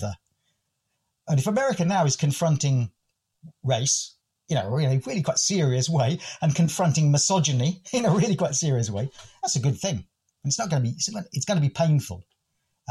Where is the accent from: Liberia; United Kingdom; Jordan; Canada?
United Kingdom; England; accent: English; my most English accent